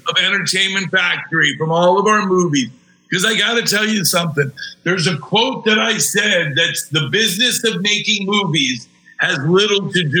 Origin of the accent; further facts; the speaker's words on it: South Florida, United States; moved away as an adult; now in California, United States; I grew up in South Florida, though. So I'm used to it. Now that I live in California for almost 6 years